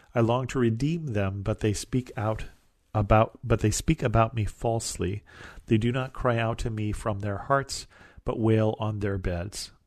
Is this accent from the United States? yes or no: yes; California, United States; where I live in California